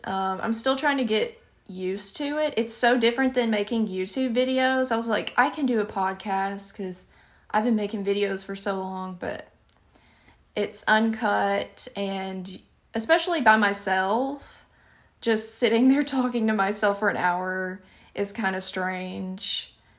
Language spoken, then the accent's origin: English; Alabama, United States; accent: Southern; I don't notice my accent a lot of the times, but it can be shocking to other people because I'm in the deep, deep South. I live in Alabama